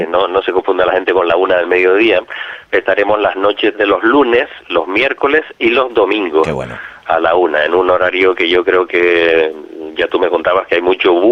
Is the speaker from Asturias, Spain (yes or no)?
no; Canary Islands, Spain; Yo soy de aquí, de Gran